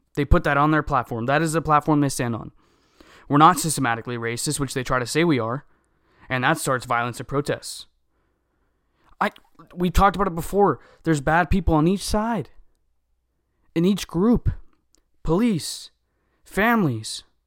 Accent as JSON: {"language": "English", "country": "United States", "said": "we are American"}